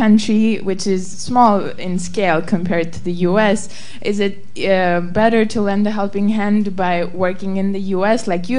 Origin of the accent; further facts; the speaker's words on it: Armenia; now in United States; I'm originally from Armenia, and have lived in the U.S. and feel proud to be a citizen of the U.S. now. And having lived there for 10 years